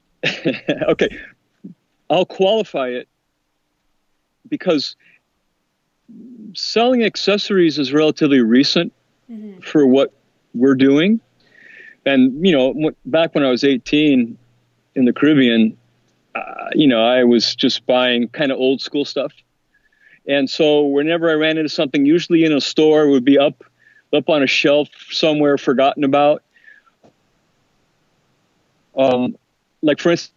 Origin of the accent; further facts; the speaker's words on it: Southern California, United States; I grew up in Southern California swap meets